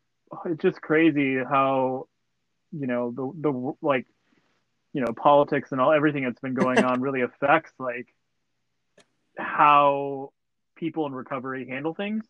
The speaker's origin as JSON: {"language": "English", "town": "Los Angeles", "region": "California", "country": "United States", "said": "I'm from"}